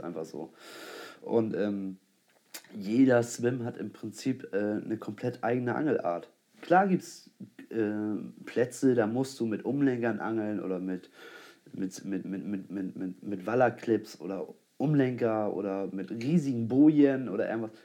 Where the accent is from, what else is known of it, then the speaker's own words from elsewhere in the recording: Germany; als Deutscher